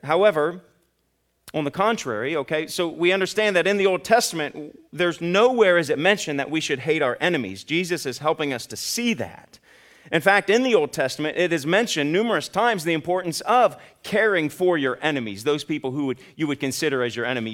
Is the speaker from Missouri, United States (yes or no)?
no; Ohio, United States; now in Kentucky, United States; I'm from Ohio